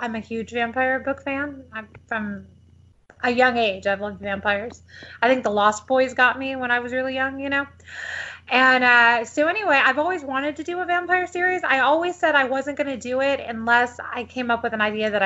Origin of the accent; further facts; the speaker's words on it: San Diego, California, United States; moved away as an adult; also born or lived in Detroit, Michigan / Los Angeles, California / Texas; now in Austin, United States; I grew up in San Diego, which is where Grace is from